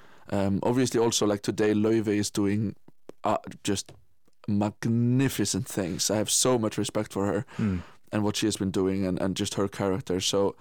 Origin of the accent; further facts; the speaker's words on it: Iceland; Yes, I absolutely am. But it's a little bit interesting because, you know, when I came home from Guildford in beginning of June